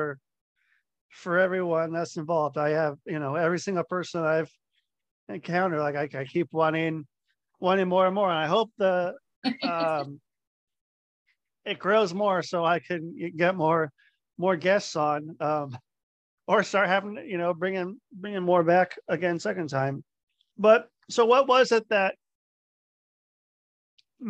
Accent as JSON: {"language": "English", "town": "Cincinnati", "region": "Ohio", "country": "United States", "tie": "born or raised there", "said": "I was born in Ohio."}